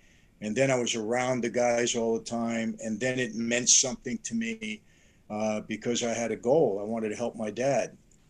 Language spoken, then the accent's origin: English; Naples, Campania, Italy; now in United States; one of the mafia families in Naples, which is my hometown, my parents' hometown.